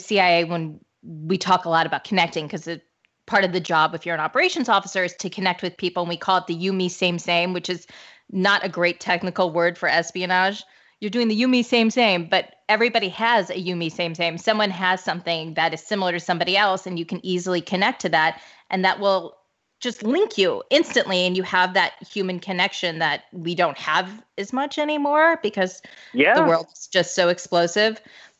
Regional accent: St. Louis, Missouri, United States; I have many people who told me to tell you hello because I'm from St. Louis.

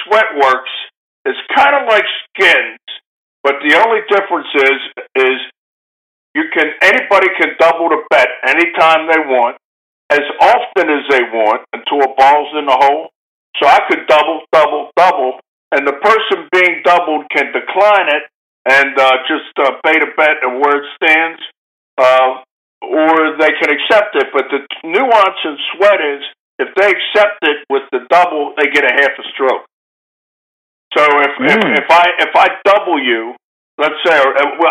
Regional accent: Baltimore, Maryland, United States; I'm from Baltimore

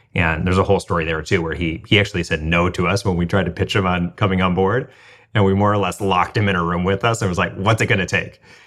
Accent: Midwest, United States; moved away; I grew up middle class in the Midwest

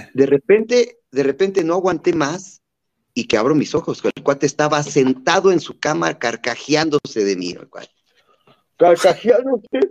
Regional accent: Chapantongo, Hidalgo, Mexico; mi pueblito natal de Chapatongo

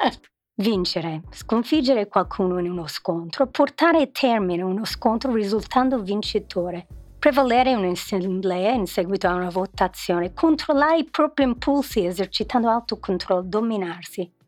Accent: New York, United States; now in Milan, Italy; io sono di New York

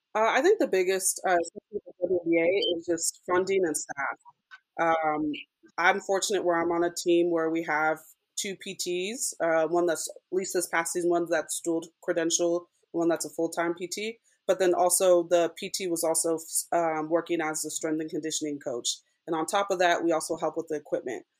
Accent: Southern California, United States; moved away as an adult; also born or lived in Durham, North Carolina / Texas; now in Las Vegas, United States; I'm originally from Southern California

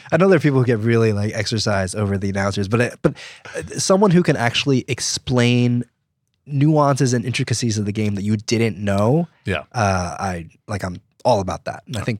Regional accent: New Jersey, United States; I'm from New Jersey. Okay. And so I grew up surrounded

